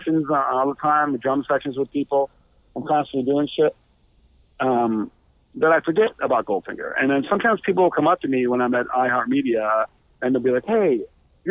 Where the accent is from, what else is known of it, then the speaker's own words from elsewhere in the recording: Buffalo, New York, United States; moved away as an adult; now in Los Angeles, United States; I'm from Buffalo, New York